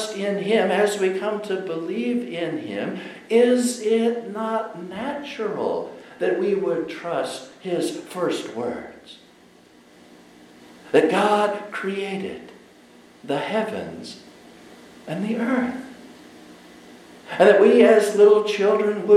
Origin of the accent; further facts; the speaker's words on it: Colorado, United States; I was growing up in Colorado